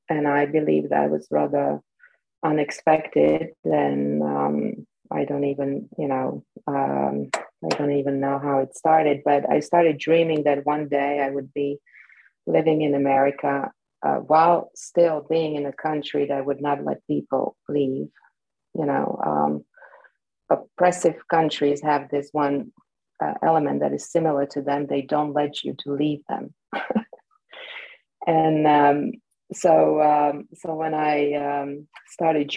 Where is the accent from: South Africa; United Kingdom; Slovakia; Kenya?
Slovakia; Bratislava, Bratislava Region; born or raised there; first language Slovak; English is a second language; moved away as an adult; now in New Jersey, United States